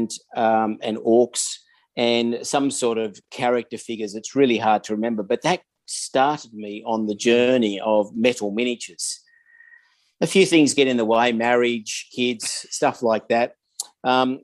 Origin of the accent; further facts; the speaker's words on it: Sydney, New South Wales, Australia; now in Adelaide, Australia; I'm 61 years old, living in Adelaide, South Australia. I haven't always been here. I grew up in Sydney, and in a little town called Blacktown in the western suburbs of Sydney